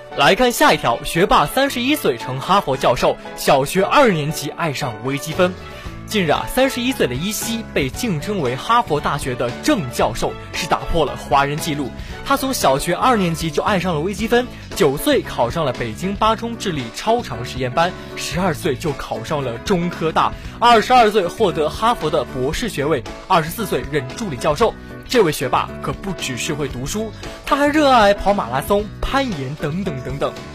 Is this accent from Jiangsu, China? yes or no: yes; Yancheng, Jiangsu, China; moved away as an adult; now in Nanning, China; 你像在我老家盐城